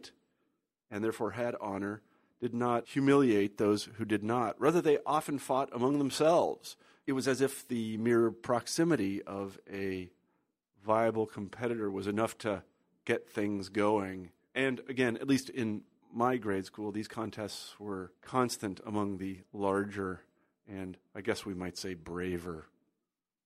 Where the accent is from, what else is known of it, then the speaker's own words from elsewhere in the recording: Kansas, United States; now in Iowa City, United States; I grew up in Kansas